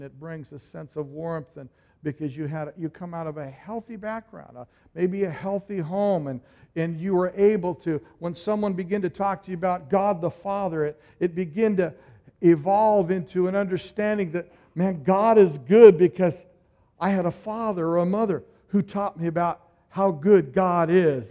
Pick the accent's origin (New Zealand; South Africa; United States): United States; Oregon; moved away as an adult; we're all from Oregon